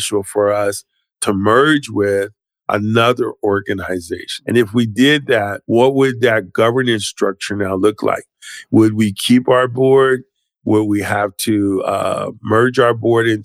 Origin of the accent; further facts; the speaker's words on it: Philadelphia, Pennsylvania, United States; I'm from Philadelphia